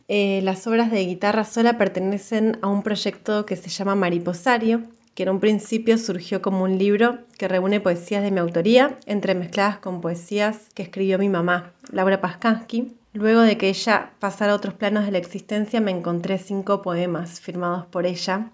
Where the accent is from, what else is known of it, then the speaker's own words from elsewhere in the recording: Buenos Aires, Argentina; soy de Capital Federal, de Argentina.